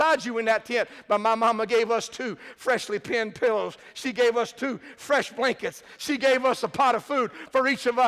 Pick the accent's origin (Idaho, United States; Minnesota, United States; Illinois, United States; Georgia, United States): Georgia, United States; South; I grew up in South Georgia